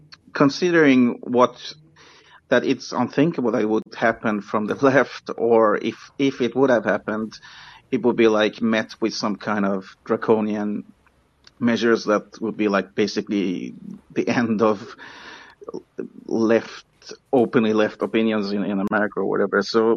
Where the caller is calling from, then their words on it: Sweden; first language English; I'm calling from Sweden, English is my first language